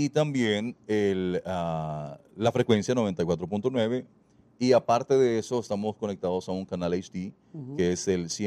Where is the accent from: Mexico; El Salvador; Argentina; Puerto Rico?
El Salvador; accent: Salvadoran; Yo soy salvadoreño y orgullosísimo de serlo pero quizás el tiempo viviendo con mucha gente de otros países, mi acento se me fue y yo no sabía que yo no tenía el acento salvadoreño